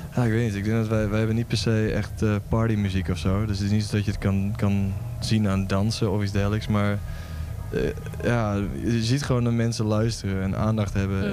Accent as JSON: {"language": "Dutch", "area": "Lemelerveld", "region": "Overijssel", "country": "Netherlands", "lives_now": "Vilsteren, Netherlands", "said": "Ik kom oorspronkelijk uit Lemelen, dat is zeg maar 10 eh, minuten die kant op."}